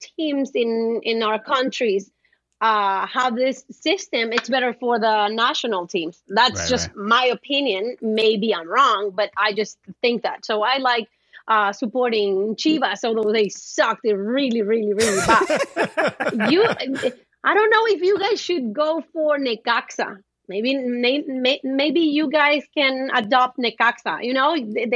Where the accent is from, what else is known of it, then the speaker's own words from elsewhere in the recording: Honduras; I'm from Honduras